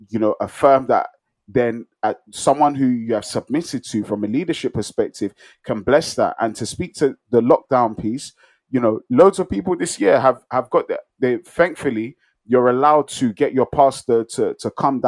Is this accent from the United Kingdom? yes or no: no; Nigeria; I'm a Nigerian